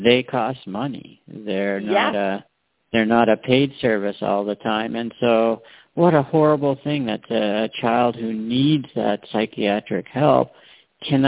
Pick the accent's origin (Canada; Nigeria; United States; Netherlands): Canada; I'm born and raised in Canada